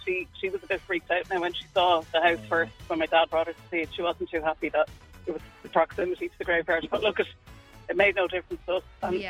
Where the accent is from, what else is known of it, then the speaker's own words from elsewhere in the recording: Lucan, Leinster, Ireland; I grew up in Lucan.